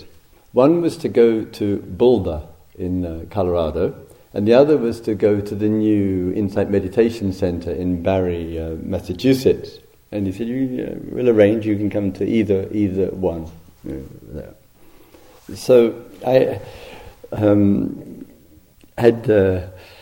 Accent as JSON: {"language": "English", "region": "England", "country": "United Kingdom", "also_born_or_lived": "South London", "moved": "as an adult", "said": "10 years and 10 days away from England"}